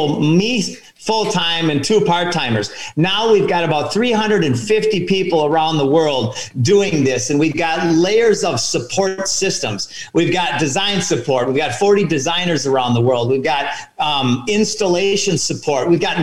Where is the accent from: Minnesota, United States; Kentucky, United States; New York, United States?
Minnesota, United States; I grew up in Minnesota